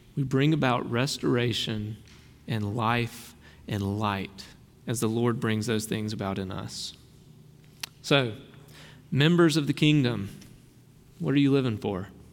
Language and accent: English; Brookhaven, Mississippi, United States; I've got a little redneck in me. I grew up in Brookhaven